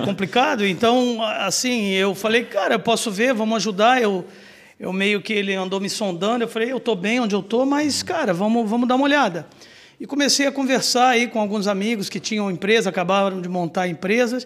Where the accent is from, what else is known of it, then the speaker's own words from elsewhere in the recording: Rio de Janeiro, Brazil; moved away as an adult; now in Blumenau, Brazil; eu sou natural do Rio de Janeiro